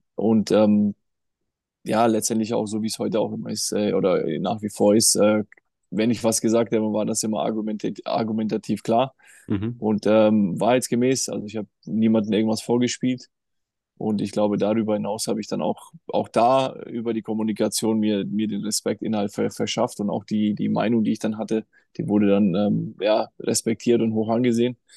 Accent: Germany; bei uns in Deutschland

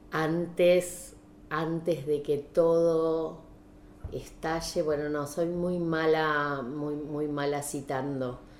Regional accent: Saladillo, Buenos Aires Province, Argentina; also born or lived in La Plata; yo eh, nací en La Plata, pero me crié en Saladillo. Sí. Provincia de Buenos

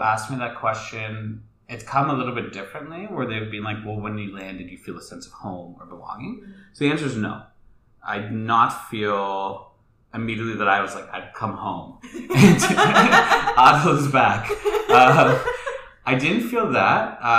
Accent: Canada; born there; my ancestors are from India, and they're also from Tanzania, and I was born in Canada

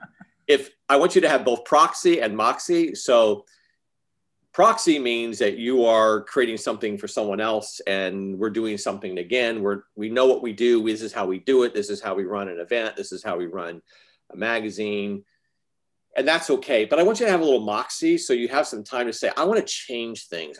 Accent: Arizona, United States; I was raised in Arizona

